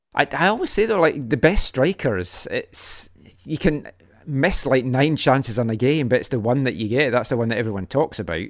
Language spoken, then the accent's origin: English; Scotland, United Kingdom; moved away; I'm from Scotland